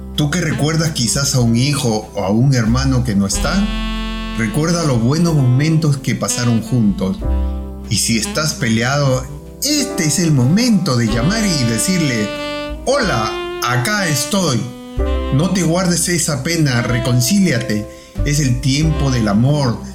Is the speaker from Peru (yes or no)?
yes; Peru; now in Australia; Soy peruano de nacimiento